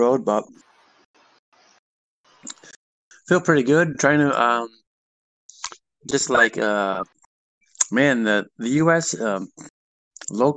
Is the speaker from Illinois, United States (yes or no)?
yes; Chicago, Illinois, United States; we're from Chicago